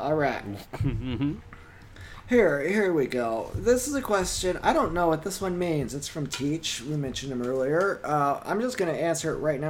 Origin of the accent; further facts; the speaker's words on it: Compton, California, United States; I'm from Compton.